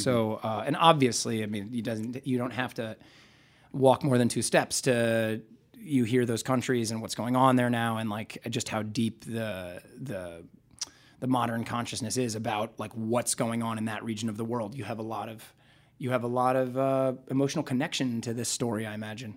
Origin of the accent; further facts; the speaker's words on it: Nebraska, United States; I grew up in Nebraska